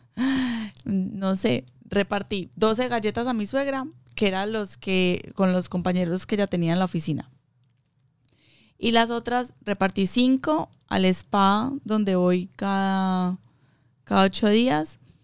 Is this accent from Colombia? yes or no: yes; Medellín, Antioquia, Colombia; moved away; yo soy de Colombia, de Medellín